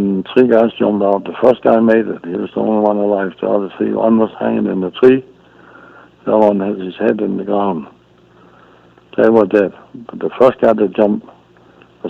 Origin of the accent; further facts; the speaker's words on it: Denmark; moved away as an adult; now in Smithers, Canada; I came from Denmark, but I wasn't that old